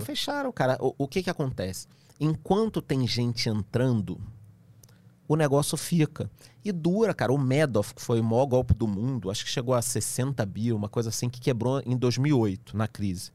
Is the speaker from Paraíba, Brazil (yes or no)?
no; Rio de Janeiro, Brazil; eu que sou carioca